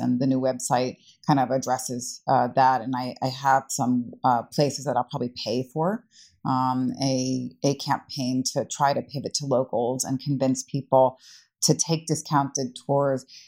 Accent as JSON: {"language": "English", "town": "New York City", "region": "New York", "country": "United States", "moved": "as an adult", "lives_now": "Prague, Czech Republic", "said": "as a New Yorker"}